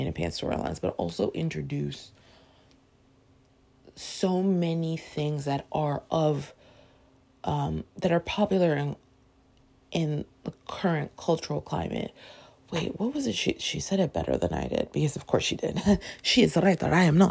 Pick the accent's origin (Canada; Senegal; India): Canada; Toronto, Ontario; now in United States; Growing up in Toronto, Canada